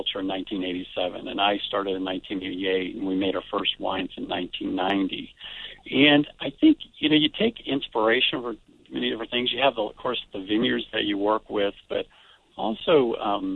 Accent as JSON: {"language": "English", "area": "Lake County", "region": "California", "country": "United States", "tie": "born or raised there", "said": "where I grew up in Lake County"}